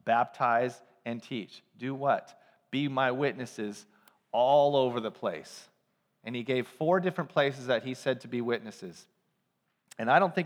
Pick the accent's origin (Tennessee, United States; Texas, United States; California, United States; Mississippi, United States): California, United States; Ukiah; I grew up in Ukiah, a couple hours north of San Francisco in a small town